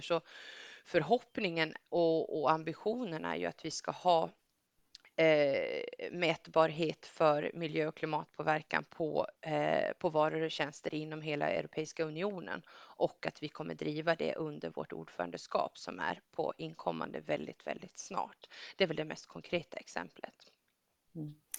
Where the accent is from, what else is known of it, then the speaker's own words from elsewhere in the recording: Gotland, Sweden; jag kommer från Gotland